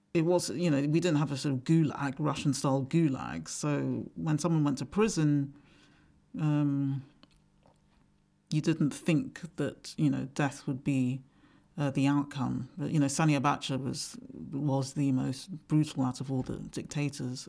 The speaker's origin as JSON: {"language": "English", "region": "England", "country": "United Kingdom", "tie": "born or raised there", "also_born_or_lived": "Nigeria", "said": "growing up in England"}